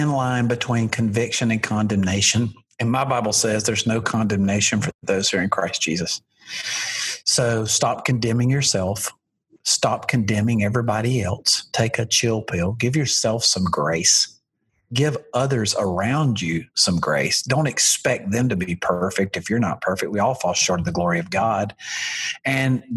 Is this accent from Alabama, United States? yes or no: yes; Alabama, United States; I'm from Alabama